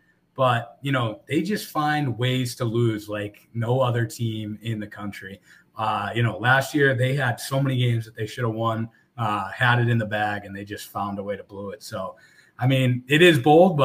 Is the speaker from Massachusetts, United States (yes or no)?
yes; Boston, Massachusetts, United States; growing up in Boston